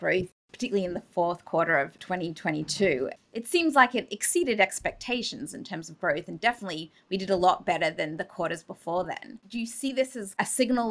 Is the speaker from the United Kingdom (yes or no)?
no; Israel; moved away; where I grew up in Israel